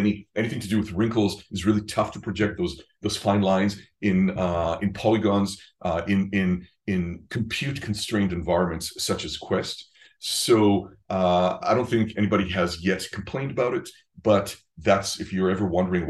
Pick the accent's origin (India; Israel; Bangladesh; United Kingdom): Israel; moved away; I'm from Israel originally